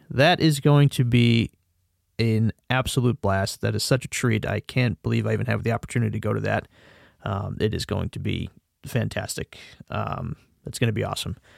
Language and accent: English; Connecticut, United States; I am from the United States again, uh, from a state called Connecticut